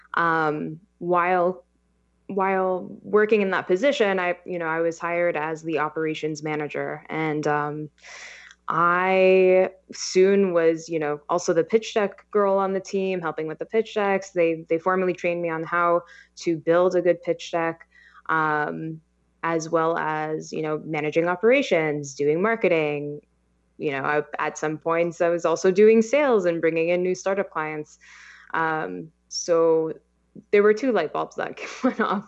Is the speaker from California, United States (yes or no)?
yes; Los Angeles, California, United States; I am born and raised in Los Angeles. Um, been here my whole life